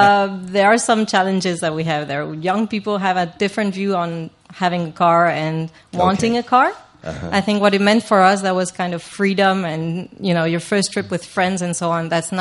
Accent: France; first language Spanish or French; English is a second language; also born or lived in Brussels, Belgium; now in Spain; because I was born in France and I was raised in France

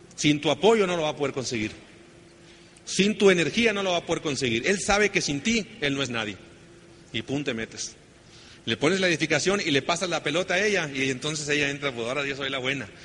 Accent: Sonora, Mexico; Así que pues somos del norte. Yo soy egresado del Tecnológico de Sonora.

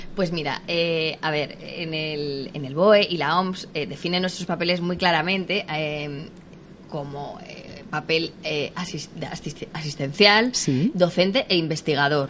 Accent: Tarancón, Castilla-La Mancha, Spain; yo me crié en un pueblo, en Tarancón, de Cuenca

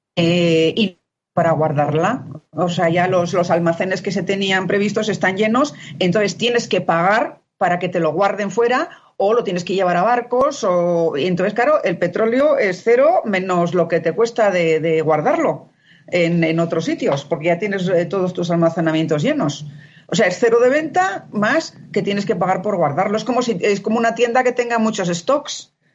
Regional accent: Spain; moved away; siendo yo española

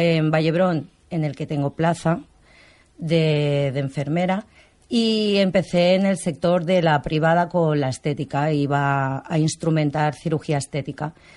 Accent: Barcelona, Catalonia, Spain; Soy catalana, nacida aquí en Barcelona.

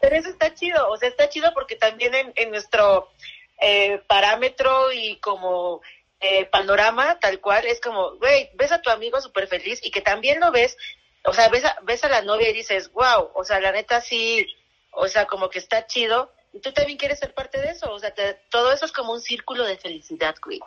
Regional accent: Veracruz, Mexico; also born or lived in Chihuahua; yo soy de provincia, soy de Veracruz y mitad Chihuahua

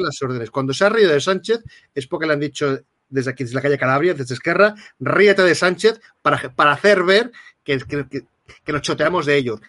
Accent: Catalonia, Spain; soy un ciudadano catalán

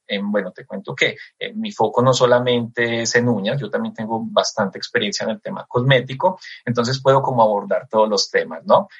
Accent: Eje Cafetero, Colombia; realmente mi tierra es el eje cafetero

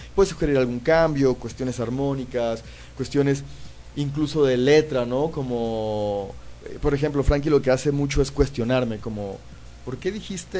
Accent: Mexico; yo vivo en México, soy mexicano

